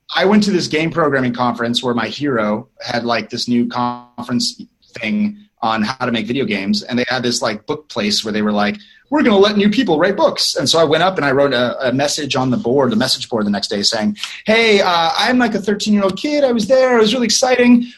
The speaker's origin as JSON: {"language": "English", "region": "Northern California", "country": "United States", "said": "I'm from North, Northern California, so we say hello"}